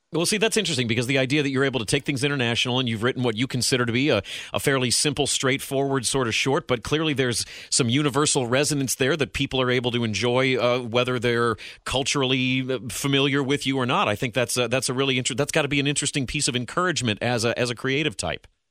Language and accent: English; Ohio, United States; I'm an Ohio dude.